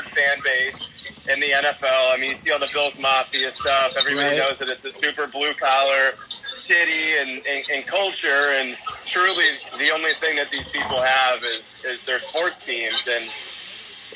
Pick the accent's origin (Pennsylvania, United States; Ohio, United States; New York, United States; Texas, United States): Ohio, United States; Cincinnati; now in Chicago, United States; I was born in Cincinnati, raised in Cincinnati